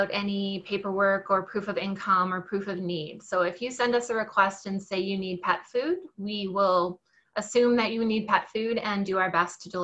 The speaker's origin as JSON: {"language": "English", "town": "Winnipeg", "region": "Manitoba", "country": "Canada", "moved": "as an adult", "lives_now": "Kelowna, Canada", "said": "I'm originally from Winnipeg, so you got that part right, except right now I live in the Okanagan in British Columbia in a little city called Kelowna"}